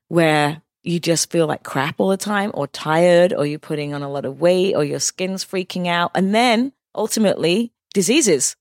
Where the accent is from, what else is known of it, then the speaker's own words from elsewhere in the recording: West Sussex, South East England, United Kingdom; moved away as an adult; also born or lived in Cheshire / London; now in New York, United States; from England. I was born in Cheshire, raised in West Sussex